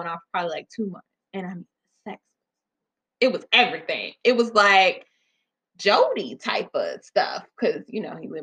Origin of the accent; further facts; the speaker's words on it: Georgia, United States; moved away as an adult; also born or lived in Jackson, Mississippi; I'm from Georgia, so I moved down there